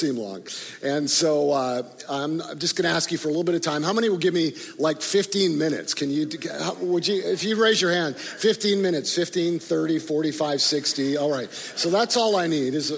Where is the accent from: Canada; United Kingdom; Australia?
Canada; also born or lived in Chicago, Illinois, United States; now in Tulsa, United States; even though I grew up in Canada, this has been home for me in Tulsa for 20 plus years over the last 25 or 30 years.